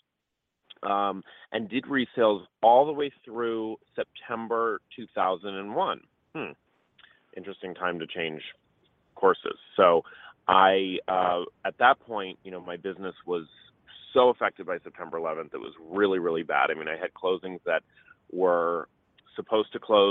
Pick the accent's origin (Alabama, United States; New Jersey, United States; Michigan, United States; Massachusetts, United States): Massachusetts, United States; Boston; moved away as an adult; also born or lived in Los Angeles / New York City; I am from Boston originally. Moved to LA to do college.